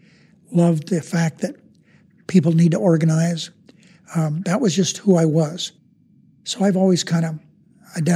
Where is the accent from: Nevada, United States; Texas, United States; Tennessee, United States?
Nevada, United States; Searchlight; I was a kid from Searchlight that had clothes ordered from catalog at Sears and Roebuck